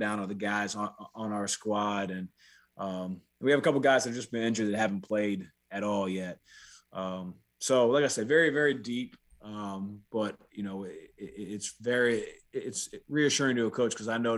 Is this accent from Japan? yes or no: no; Frederick, Maryland, United States; also born or lived in Walkersville, Maryland / Latrobe, Pennsylvania; I grew up in Frederick